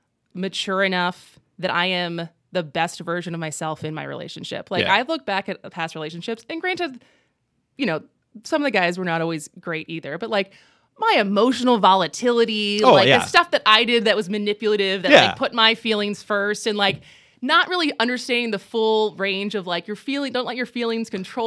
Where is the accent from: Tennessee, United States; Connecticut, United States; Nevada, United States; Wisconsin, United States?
Wisconsin, United States; Madison; also born or lived in California / New York; Yeah, I was born in Madison.